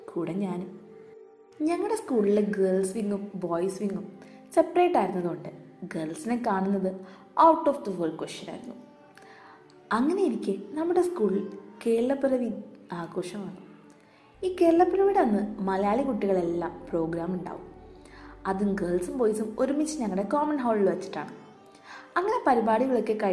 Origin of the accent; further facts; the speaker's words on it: Qatar; ഞാൻ പഠിച്ചതും വളർന്നതുമെല്ലാം ഖത്തറിലായിരുന്നു